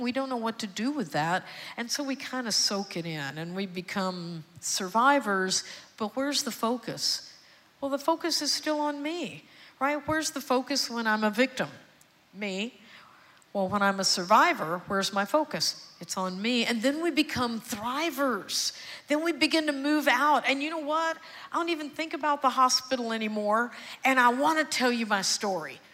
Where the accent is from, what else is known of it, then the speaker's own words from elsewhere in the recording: Houston, Texas, United States; also born or lived in Austin; I was born and raised in Houston, and I'm adopted